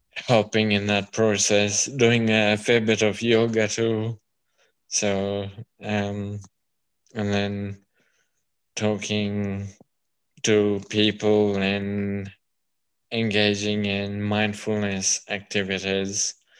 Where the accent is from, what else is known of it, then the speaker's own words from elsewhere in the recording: Kenya; now in Melbourne, Australia; being born and brought up in Kenya